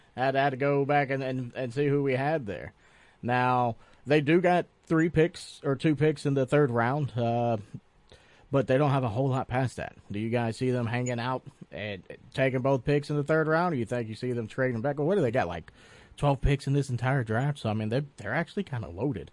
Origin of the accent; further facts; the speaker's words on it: Tennessee, United States; now in Polk County, Florida, United States; growing up in Tennessee, you know, Jalen Ramsey was a name we heard about